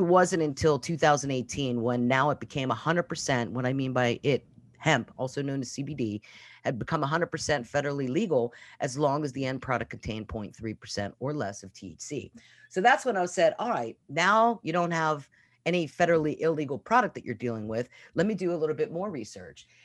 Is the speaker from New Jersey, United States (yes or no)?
no; Pittsburgh, Pennsylvania, United States; moved away as an adult; also born or lived in Norfolk, Virginia / Virginia Beach, Virginia; I'm actually from Pittsburgh, Pennsylvania